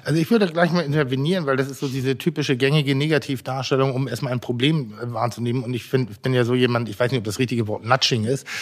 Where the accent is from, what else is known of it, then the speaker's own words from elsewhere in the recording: Pinneberg, Schleswig-Holstein, Germany; also born or lived in Elmshorn; ich bin geborener Emzorner und in Pinneberg groß geworden